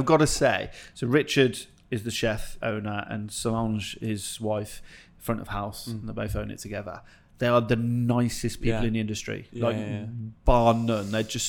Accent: Coventry, West Midlands, United Kingdom; growing up in Coventry, I grew up in pubs

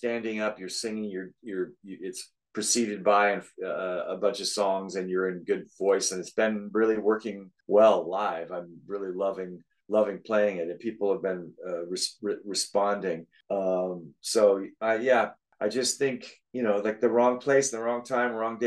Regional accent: Southern Oregon, United States; moved away; also born or lived in Portland, Oregon / New York City; I'm from Oregon. I was born in Portland, Oregon, and we moved to Southern Oregon when I was 3 or 4

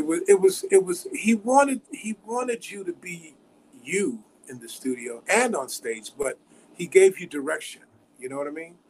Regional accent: Chicago, Illinois, United States; Growing up in Chicago

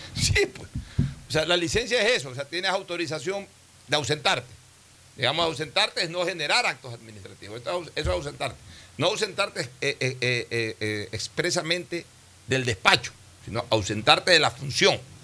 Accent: Ecuador; yo he sido mandatario ecuatoriano, he sido eh, diputado del Ecuador

